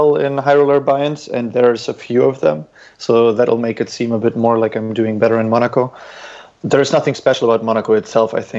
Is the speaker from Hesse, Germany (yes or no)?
no; Dortmund, North Rhine-Westphalia, Germany; moved away as an adult; also born or lived in St. Petersburg, Russia / Munich, Germany; I grew up in Germany, therefore, in Western Germany, which is just in a medium-sized to big-sized city called Dortmund.